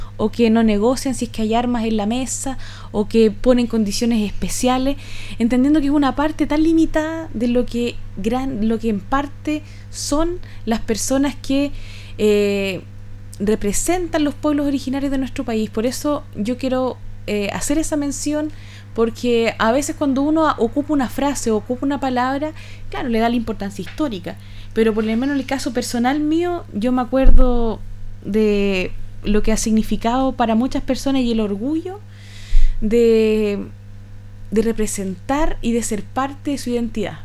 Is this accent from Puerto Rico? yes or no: no; Chile; nosotros somos más chilenos que los porotos